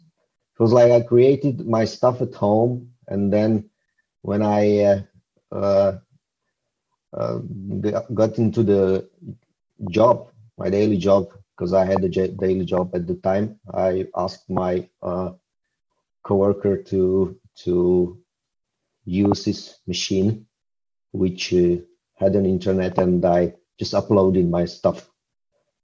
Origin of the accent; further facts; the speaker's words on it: Slovakia; I'm a solopreneur from Slovakia. It's located in Central Europe